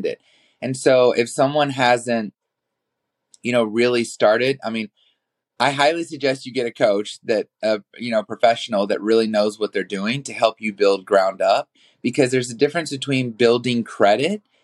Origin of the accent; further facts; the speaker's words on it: New Orleans, Louisiana, United States; moved away as an adult; now in Los Angeles, United States; I was born in New Orleans, Louisiana, and then I moved to Los Angeles